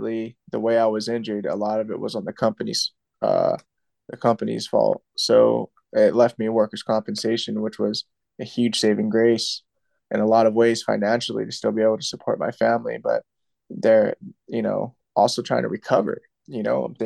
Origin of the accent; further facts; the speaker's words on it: Santa Maria, California, United States; also born or lived in Paso Robles, California; Santa Maria, my hometown